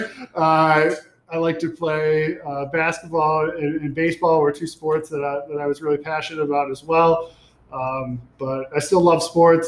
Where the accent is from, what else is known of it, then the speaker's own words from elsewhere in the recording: Rochester, New York, United States; moved away as an adult; now in Buffalo, United States; I grew up in Rochester, New York, in Webster. That's where I did my high school career